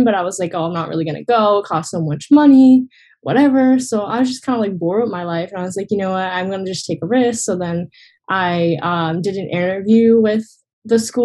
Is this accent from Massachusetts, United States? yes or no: yes; Massachusetts, United States; kind of in Massachusetts, like where I'm from